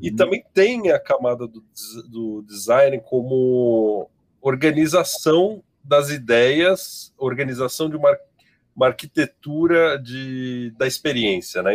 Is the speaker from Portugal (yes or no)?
no; São Paulo, Brazil; Sou de São Paulo